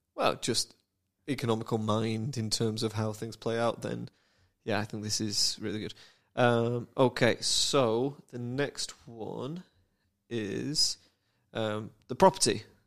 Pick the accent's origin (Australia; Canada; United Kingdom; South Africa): United Kingdom; I'm British